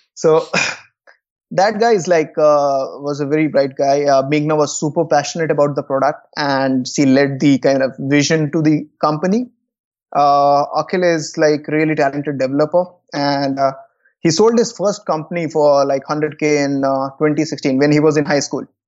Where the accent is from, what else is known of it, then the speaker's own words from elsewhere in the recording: Koderma, Jharkhand, India; my hometown is, uh, a place called Kodurma in Jharkhand